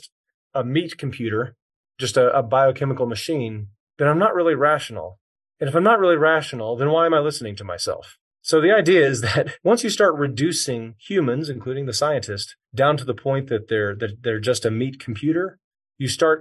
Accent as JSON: {"language": "English", "region": "Texas", "country": "United States", "tie": "born or raised there", "said": "I grew up here in Texas"}